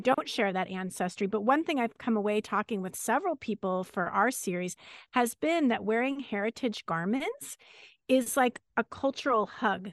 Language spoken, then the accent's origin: English; Los Angeles, California, United States; I grew up in Los Angeles